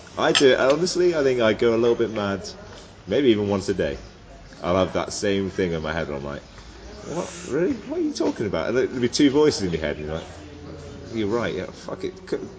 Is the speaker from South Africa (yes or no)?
no; England, United Kingdom; oh, I'm from England.